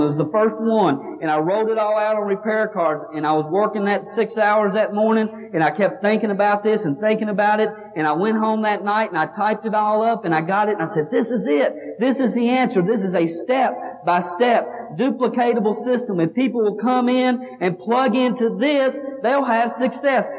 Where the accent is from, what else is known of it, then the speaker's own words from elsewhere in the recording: Kentucky, United States; Here I am from Kentucky